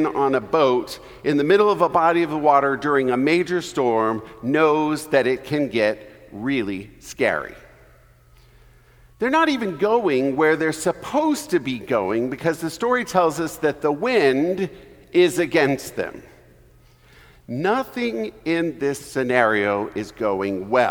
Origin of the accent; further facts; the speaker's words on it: Texas, United States; I grew up in Texas